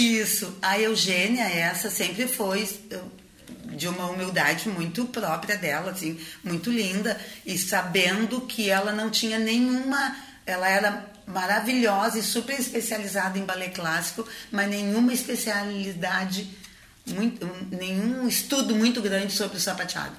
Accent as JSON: {"language": "Portuguese", "town": "Rio Grande", "region": "Rio Grande do Sul", "country": "Brazil", "tie": "born or raised there", "said": "eu sou de Rio Grande, uma cidade no interior onde quando eu nasci não tinha ninguém da dança"}